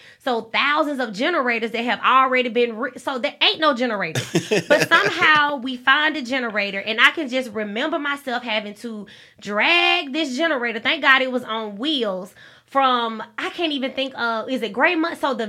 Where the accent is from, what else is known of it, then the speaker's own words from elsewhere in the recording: Alabama, United States; So when I go out of town and I tell people that I'm from Alabama, that is normally the first question that they ask.